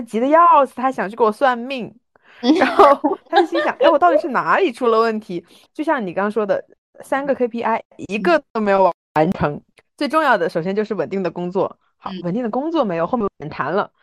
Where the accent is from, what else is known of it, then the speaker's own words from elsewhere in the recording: Hunan, China; 本人就是湖南人